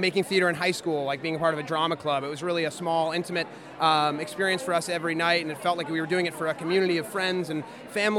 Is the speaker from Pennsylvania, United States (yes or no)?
no; Massachusetts, United States